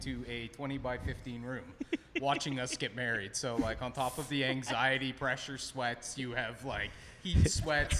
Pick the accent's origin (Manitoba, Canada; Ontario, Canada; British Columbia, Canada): Ontario, Canada; Guelph; my hometown